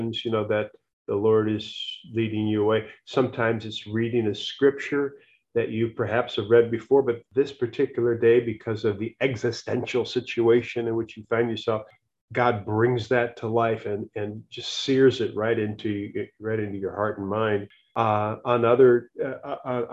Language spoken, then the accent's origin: English; United States; I'm an American.